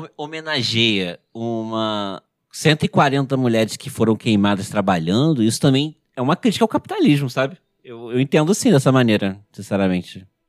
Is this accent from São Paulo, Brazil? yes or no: no; Rio de Janeiro, Brazil; Eu sou do Rio